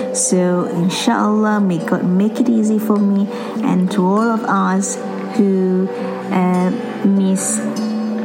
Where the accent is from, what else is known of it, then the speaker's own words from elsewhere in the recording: Singapore; now in England, United Kingdom; I'm from Singapore but currently based in England.